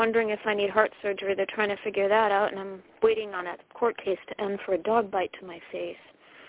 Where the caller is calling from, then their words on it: Connecticut, United States; I'm calling from Connecticut.